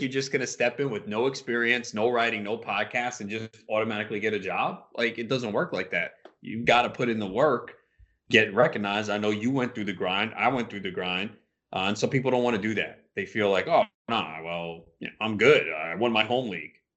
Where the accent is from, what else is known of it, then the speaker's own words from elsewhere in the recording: New York, United States; We're both from New York